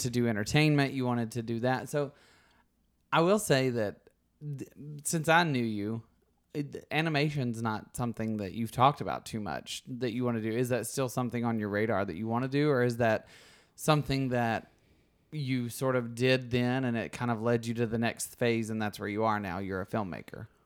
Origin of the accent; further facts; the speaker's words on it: Alabama, United States; accent: Southern; moved away as an adult; where I grew up in Alabama